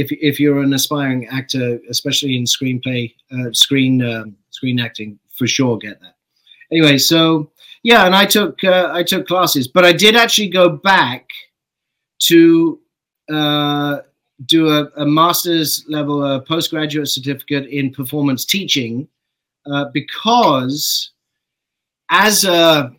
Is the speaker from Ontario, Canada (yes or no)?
no; Saskatchewan, Canada; I grew up in Saskatchewan.